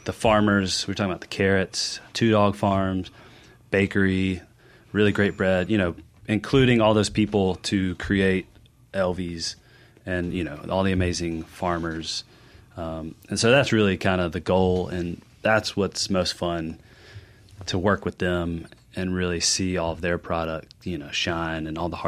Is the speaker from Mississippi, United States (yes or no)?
yes; Jackson, Mississippi, United States; moved away as an adult; also born or lived in New York; Growing up in Jackson, and then I moved away, went to culinary school, lived in New York.